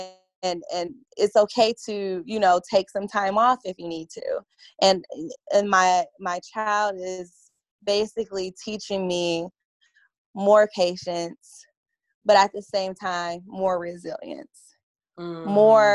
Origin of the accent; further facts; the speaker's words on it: Detroit, Michigan, United States; moved away; I'm originally from Detroit